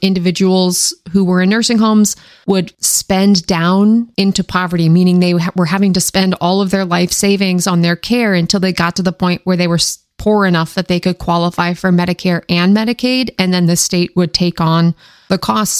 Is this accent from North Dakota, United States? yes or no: no; Washington, United States; born or raised there; now in Maryland, United States